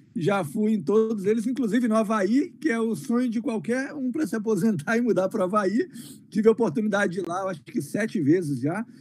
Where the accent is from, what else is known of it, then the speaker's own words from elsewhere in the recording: Colatina, Espírito Santo, Brazil; moved away as an adult; now in United States; sou nascido e criado no Brasil, pois me vi lá até os 18 anos de idade